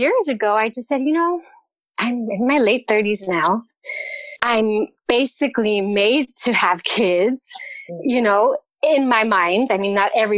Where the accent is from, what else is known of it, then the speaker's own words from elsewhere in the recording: California, United States; moved away as an adult; now in Cologne, Germany; I left California. We're originally from California.